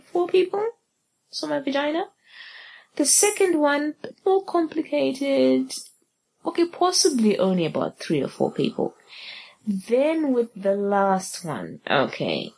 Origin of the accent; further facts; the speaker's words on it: Zimbabwe; I'm from Zimbabwe.